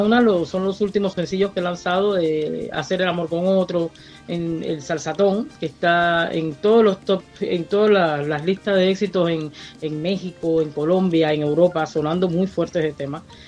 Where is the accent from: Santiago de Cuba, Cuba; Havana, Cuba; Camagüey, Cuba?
Camagüey, Cuba; moved away; soy oriunda de Camagüey, eh, de una linda ciudad de, Cuba